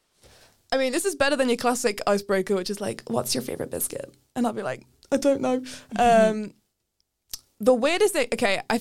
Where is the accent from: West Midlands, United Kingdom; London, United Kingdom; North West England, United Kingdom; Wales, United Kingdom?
West Midlands, United Kingdom; Birmingham; moved away as an adult; now in Edinburgh, United Kingdom; Nobody knows where I'm from, but I am from Birmingham